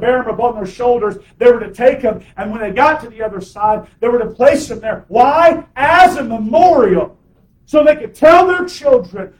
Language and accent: English; United States; as American Christians